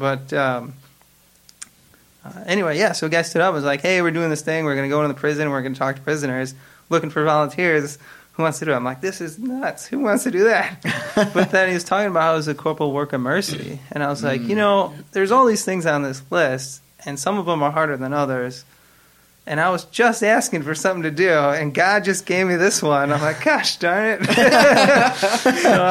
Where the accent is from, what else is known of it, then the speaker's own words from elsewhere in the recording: Chicago, Illinois, United States; moved away as an adult; now in Newport News, United States; I grew up in Society of St. Pius X in Chicago